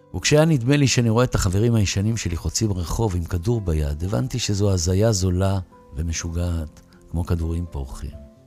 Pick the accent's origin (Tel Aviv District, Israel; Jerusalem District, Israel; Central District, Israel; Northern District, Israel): Tel Aviv District, Israel; Tel Aviv; moved away as an adult; now in Ramat Gan, Israel; אני זוכר את הזמן התל אביבי הישן בילדות